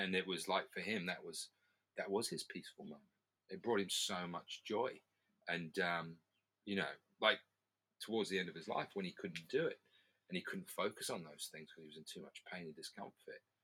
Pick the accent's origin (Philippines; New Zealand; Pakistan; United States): New Zealand; I'm from New Zealand